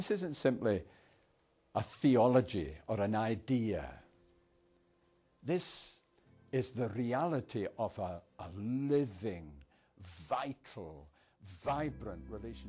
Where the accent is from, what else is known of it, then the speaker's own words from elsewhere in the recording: Airdrie, Scotland, United Kingdom; I was born in Airdrie, in Lanarkshire.